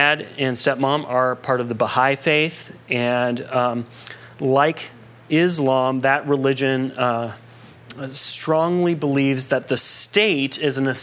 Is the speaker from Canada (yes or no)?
no; United States; Growing up in America